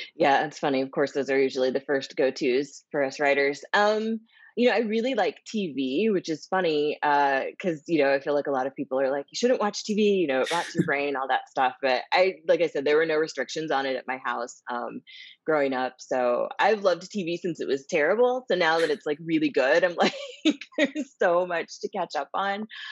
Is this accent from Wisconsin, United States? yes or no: no; Springfield, Missouri, United States; I grew up in the Midwest. I grew up in Springfield, Missouri